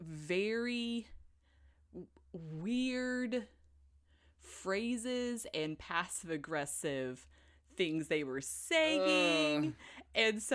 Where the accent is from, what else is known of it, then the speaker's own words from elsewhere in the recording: United States; moved away; I'm the American here